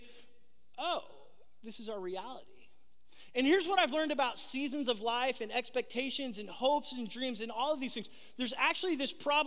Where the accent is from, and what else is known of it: Southern California, United States; born or raised there